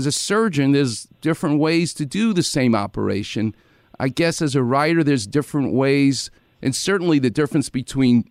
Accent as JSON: {"language": "English", "region": "New York", "country": "United States", "moved": "yes", "lives_now": "Los Angeles, United States", "said": "As a New Yorker"}